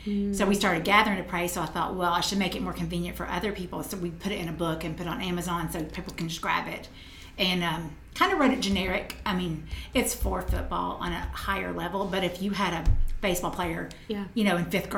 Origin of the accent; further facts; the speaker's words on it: Tennessee, United States; I'm from Tennessee